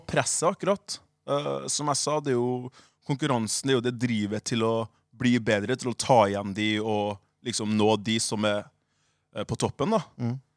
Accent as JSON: {"language": "Norwegian", "country": "Liberia", "moved": "yes", "lives_now": "Norway", "said": "vi kom jo fra, jeg kommer fra Liberia"}